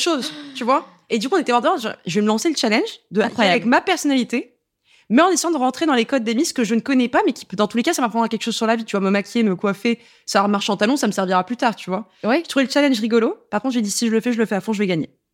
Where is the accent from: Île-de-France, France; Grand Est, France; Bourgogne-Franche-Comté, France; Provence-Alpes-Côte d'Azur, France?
Île-de-France, France; Paris; je suis parisienne